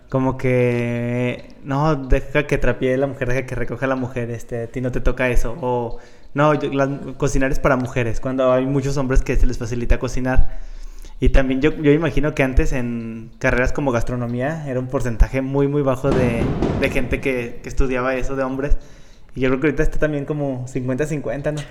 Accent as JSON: {"language": "Spanish", "town": "León", "region": "Guanajuato", "country": "Mexico", "said": "soy de León"}